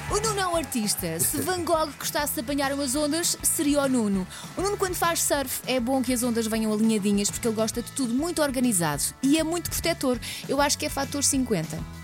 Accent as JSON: {"language": "Portuguese", "town": "Barranquilla", "region": "Atlántico", "country": "Colombia", "tie": "born or raised there", "moved": "yes", "lives_now": "Portugal", "said": "sou natural de Barranquilla, Colômbia"}